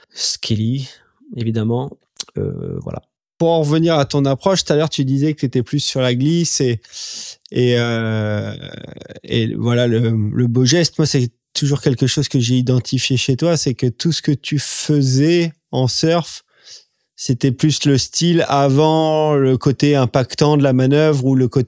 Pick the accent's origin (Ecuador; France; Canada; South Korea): France; Réunion; Et, justement, en tant que réunionnais, c'est dur de se dire